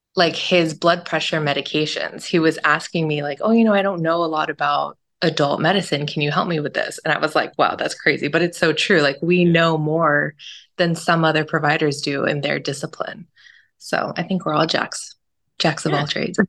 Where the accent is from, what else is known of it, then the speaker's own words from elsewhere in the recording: Southern California, United States; also born or lived in Stockton; I was born and raised in SoCal.